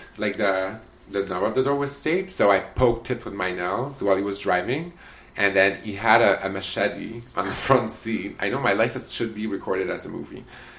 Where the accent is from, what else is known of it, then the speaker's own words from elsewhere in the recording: Canada; But I didn't tell him that I was a Canadian.